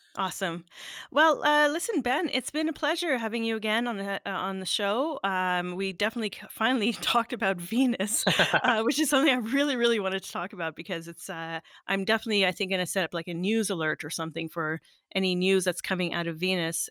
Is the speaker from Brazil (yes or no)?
no; Sudbury, Ontario, Canada; moved away; my hometown